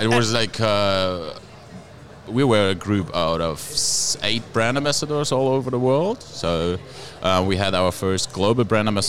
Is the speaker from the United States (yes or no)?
no; Berlin, Germany; moved away; also born or lived in Austria; I'm born and raised in Germany, actually, in Berlin, to be specific.